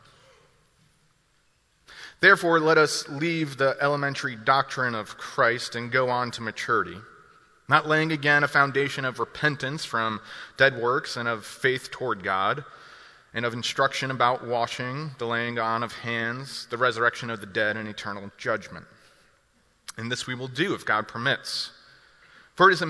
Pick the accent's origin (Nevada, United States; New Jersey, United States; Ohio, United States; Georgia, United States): New Jersey, United States; moved away as an adult; now in Milwaukee, United States; I'm originally from New Jersey. More recently, over the past 5 years, I've lived in Milwaukee, Wisconsin